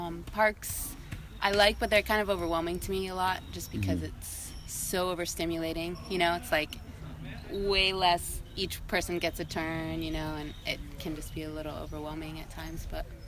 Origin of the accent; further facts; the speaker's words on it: Virginia, United States; moved away; also born or lived in Puerto Rico; I'm from Virginia.